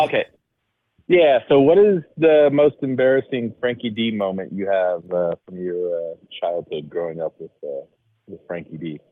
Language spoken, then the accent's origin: English; Dallas, Texas, United States; moved away as an adult; now in Philadelphia, United States; I grew up in Texas. I grew up in Dallas.